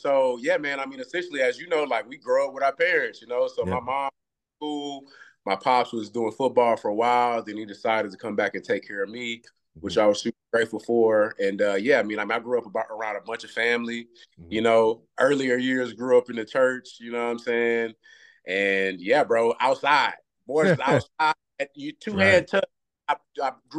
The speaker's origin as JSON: {"language": "English", "town": "Galveston", "region": "Texas", "country": "United States", "tie": "born or raised there", "also_born_or_lived": "Houston, Texas", "said": "I grew up in Galveston. That's an island at the bottom of Texas. So, bro, I grew up on the water. Like, my people fish a lot"}